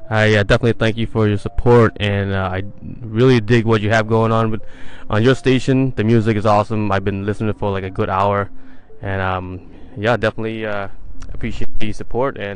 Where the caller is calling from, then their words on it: Cromwell, Connecticut, United States; Yeah, I'm listening live from Cromwell, Connecticut.